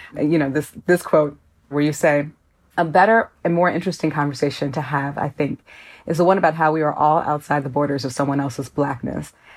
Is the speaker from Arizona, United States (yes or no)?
no; Minneapolis, Minnesota, United States; now in Chicago, United States; while I live in Chicago and was partially raised here, I'm from Minneapolis